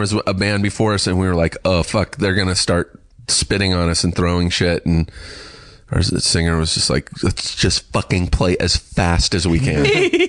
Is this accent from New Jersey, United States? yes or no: no; Riverside, California, United States; I grew up in Riverside just an hour away